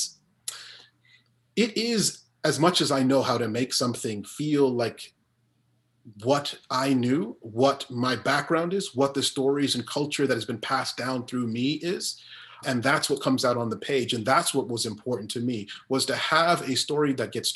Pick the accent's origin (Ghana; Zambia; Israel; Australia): Zambia; moved away; also born or lived in Guyana; I didn't grow up in Guyana. I grew up in Zambia primarily